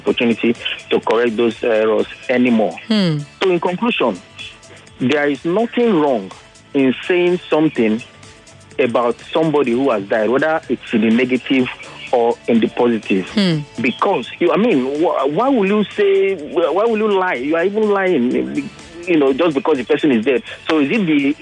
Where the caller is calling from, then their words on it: Lagos, Nigeria; I'm calling from Ikoyi